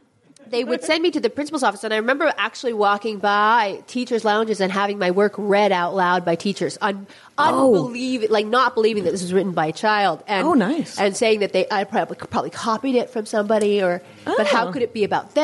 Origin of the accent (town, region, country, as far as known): San Francisco, California, United States; born or raised there